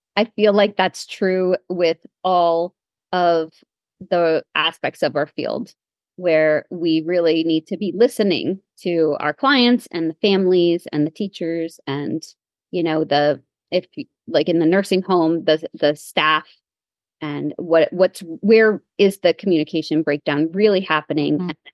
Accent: Pennsylvania, United States; I came back to uh, the Lehigh Valley. I'm from Pennsylvania

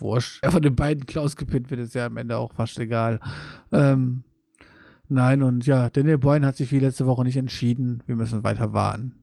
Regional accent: Wuppertal, North Rhine-Westphalia, Germany; bei uns in Wuppertal

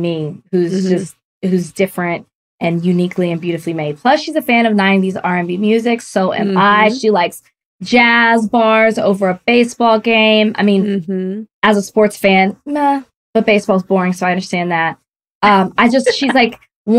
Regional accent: the South, United States; I'm from the South

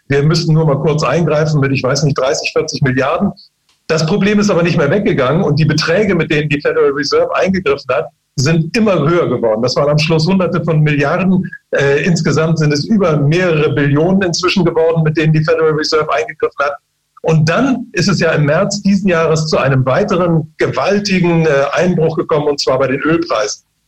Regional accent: China; moved away; ich bin ja selbst in China geboren

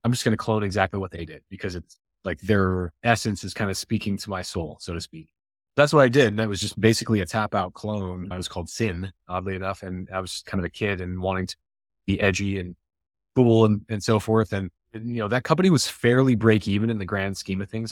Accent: Iowa, United States; I grew up in Iowa

